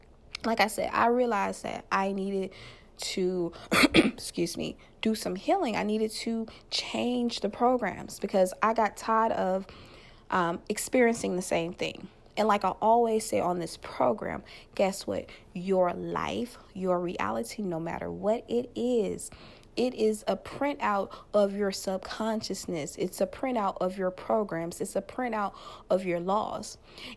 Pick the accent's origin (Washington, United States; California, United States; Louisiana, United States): Louisiana, United States; Louisiana, my home state